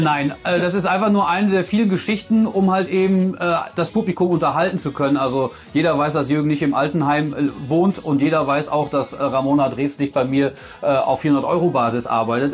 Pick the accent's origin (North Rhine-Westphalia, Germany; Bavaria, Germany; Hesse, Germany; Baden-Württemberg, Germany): North Rhine-Westphalia, Germany; ich bin ja ein Kind aus Westfalen